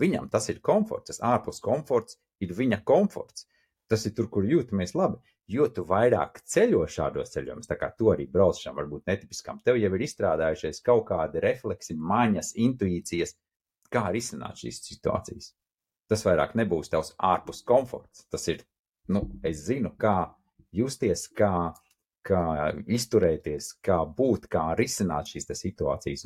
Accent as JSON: {"language": "Latvian", "country": "Latvia", "said": "mēs esam latvieši"}